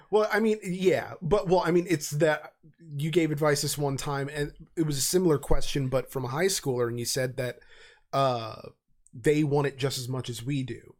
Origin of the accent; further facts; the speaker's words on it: United States; being an American